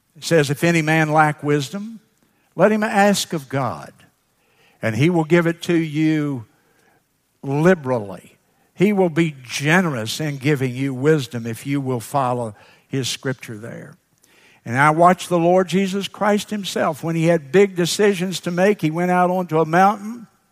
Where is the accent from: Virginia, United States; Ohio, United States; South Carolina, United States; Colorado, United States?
South Carolina, United States; Sumter; graduate from Edmonds High School then in Sumter.